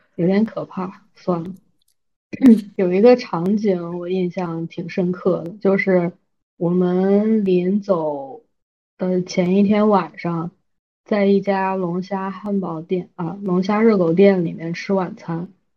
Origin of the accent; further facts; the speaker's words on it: China; 我作为一个中国人